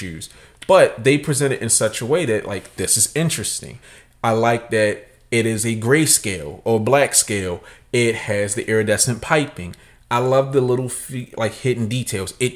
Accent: Nigeria; I'm Nigerian

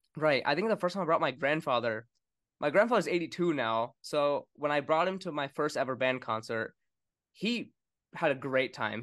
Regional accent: Winston-Salem, North Carolina, United States; also born or lived in New York; I was born in New York, and then we moved to Winston-Salem, North Carolina

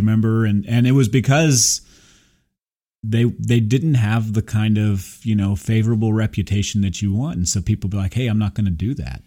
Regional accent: Burbank, California, United States; I was born in Burbank

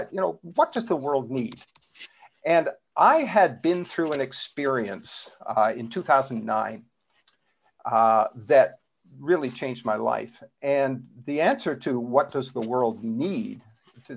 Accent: Canada; now in South Florida, United States; I'm originally from Canada. It still shows up in my accent a little bit

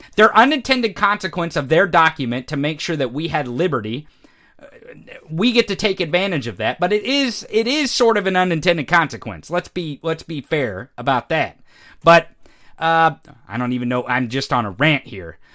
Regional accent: Missouri, United States; we grew up in the Midwest. You're from Indiana. I'm from Missouri

